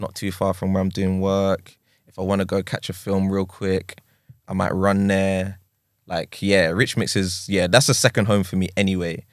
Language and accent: English; London, United Kingdom; I'm an East Londoner